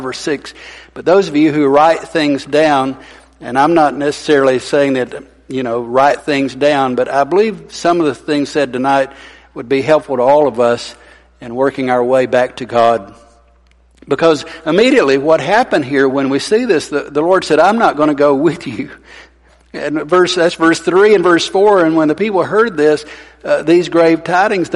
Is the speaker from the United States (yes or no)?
yes; Arab, Alabama, United States; I grew up in Arab